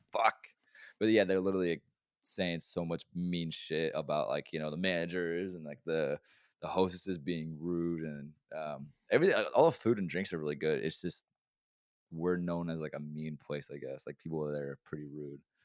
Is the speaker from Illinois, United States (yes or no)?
no; Oregon, United States; moved away; I'm from Oregon